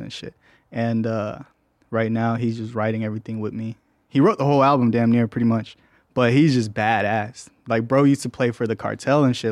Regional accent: Mexico; I'm from Mexico, so that's really where my heart's

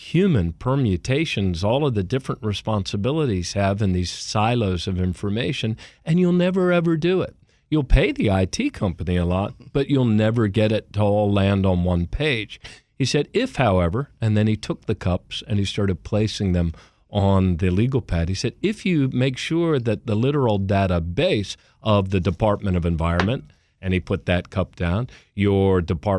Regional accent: Maryland, United States; also born or lived in Baltimore; I grew up in the Washington suburbs of Maryland, moved to Baltimore for law school

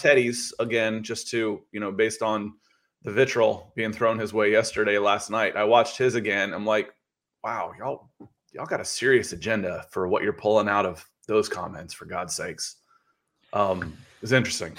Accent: Akron, Ohio, United States; I was born in Akron, Ohio

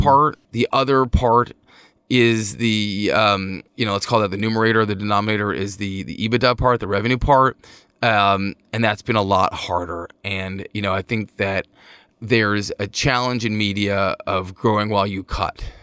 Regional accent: Montclair, New Jersey, United States; my hometown of Montclair

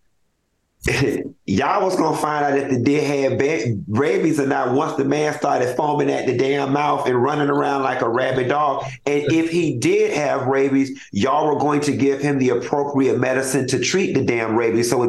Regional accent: Florida, United States; I'm born and raised in Florida

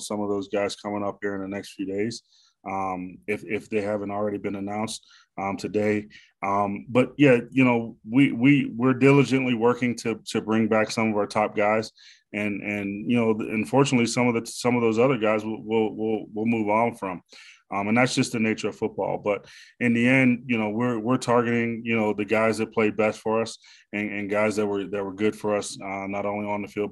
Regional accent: Pittsburgh, Pennsylvania, United States; I'm from the Pittsburgh area.

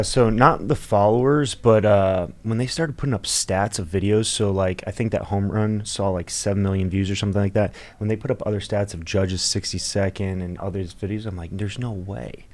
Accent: Florida, United States; I'm from Florida. I love Florida. I think it's just home

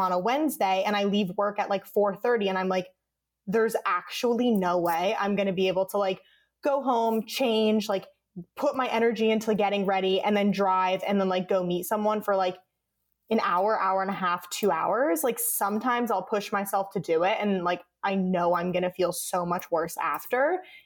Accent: Connecticut, United States; moved away as an adult; now in Los Angeles, United States; I was living at home where I grew up in Connecticut.

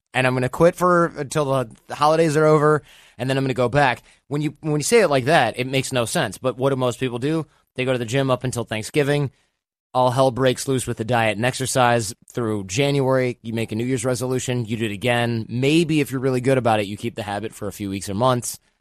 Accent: Michigan, United States; moved away; also born or lived in New York / Los Angeles; I grew up in Michigan

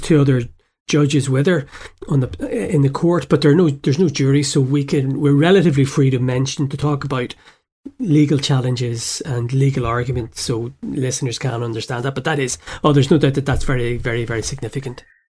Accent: Belfast, Northern Ireland, United Kingdom; moved away; growing up in Belfast in the seventies

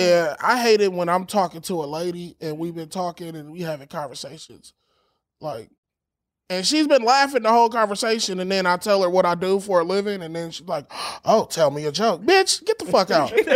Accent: Los Angeles, California, United States; I'm from L

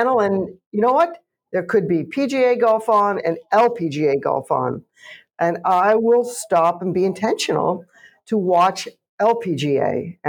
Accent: Canada; I'm Canadian

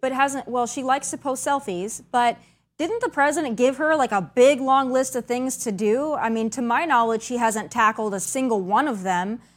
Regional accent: South Dakota, United States; moved away; that was my home state

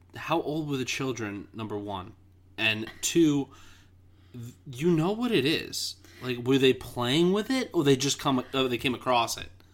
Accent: New York City, New York, United States; I grew up in Queens

